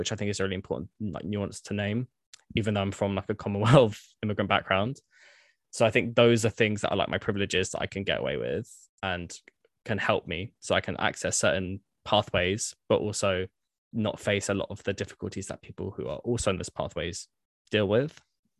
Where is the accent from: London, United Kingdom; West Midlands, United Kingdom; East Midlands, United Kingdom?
London, United Kingdom; Croydon; a lot of people don't necessarily know that I'm like from Croydon, state school educated.